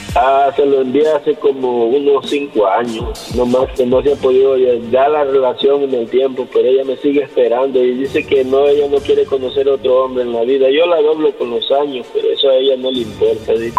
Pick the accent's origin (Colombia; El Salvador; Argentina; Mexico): El Salvador; yo soy salvadoreño.